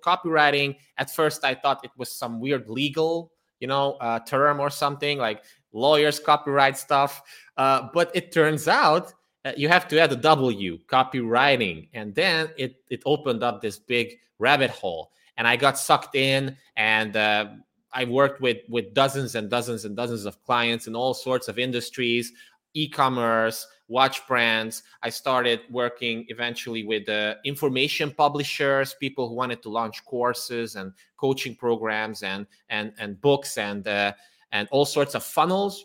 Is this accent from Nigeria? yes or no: no; Transylvania, Romania; now in Budapest, Hungary; I was born and raised in Transylvania, which is part of Romania nowadays. But I am Hungarian, and nowadays I live in Budapest, Hungary.